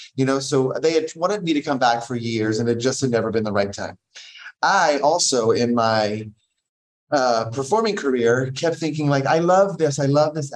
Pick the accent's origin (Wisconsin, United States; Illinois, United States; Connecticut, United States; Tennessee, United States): Tennessee, United States; moved away as an adult; also born or lived in Oklahoma City, Oklahoma / New York; now in Wichita, United States; I'm originally from Tennessee